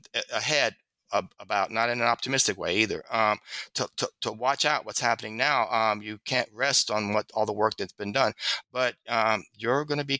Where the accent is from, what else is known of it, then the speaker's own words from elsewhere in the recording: Southern United States, United States; because I'm a Southerner, it also maybe I have a prejudice for that accessibility. He was speaking language that was natural to me